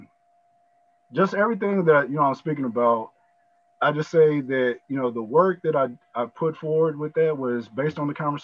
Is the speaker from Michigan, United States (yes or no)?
no; Kentucky, United States; also born or lived in Texas / Arkansas; now in Tulsa, United States; I'm originally from Kentucky, so I'm kind of on that Bible Belt